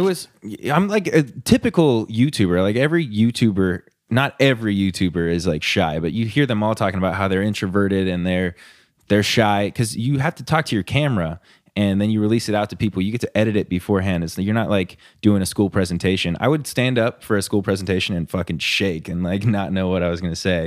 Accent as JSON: {"language": "English", "town": "Huntington Beach", "region": "California", "country": "United States", "tie": "born or raised there", "moved": "as an adult", "said": "I lived in Huntington Beach my entire life until I moved up here."}